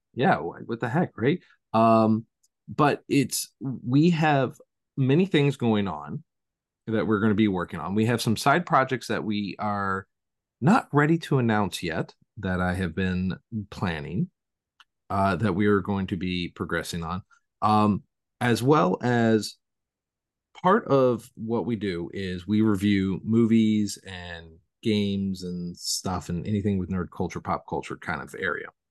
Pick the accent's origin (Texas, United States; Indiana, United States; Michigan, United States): Indiana, United States; Valparaiso; now in Southington, United States; my hometown of Valparaiso is the home of Orville Redenbacher popcorn